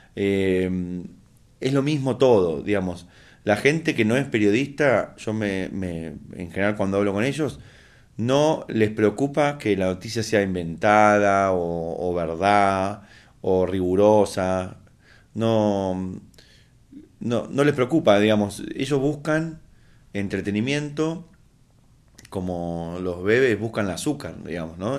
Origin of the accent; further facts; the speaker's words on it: Argentina; como latinoamericano, como argentino